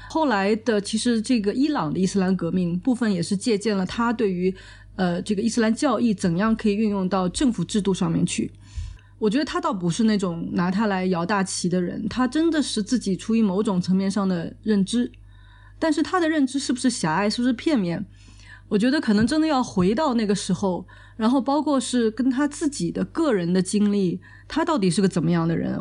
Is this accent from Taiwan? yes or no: no; China; 我们作为中国人